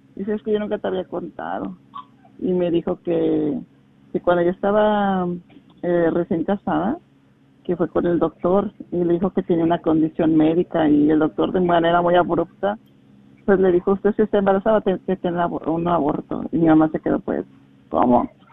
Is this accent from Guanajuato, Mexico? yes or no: yes; Salamanca, Guanajuato, Mexico; nací y crecí en México, en Guanajuato, en la ciudad de Salamanca